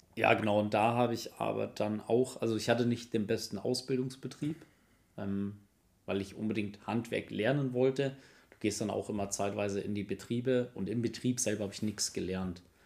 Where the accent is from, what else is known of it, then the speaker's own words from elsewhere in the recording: Kaufering, Bavaria, Germany; moved away; ich komme gebürtig aus Bayern, äh, Kaufering, in der Nähe von Landsberg am Lech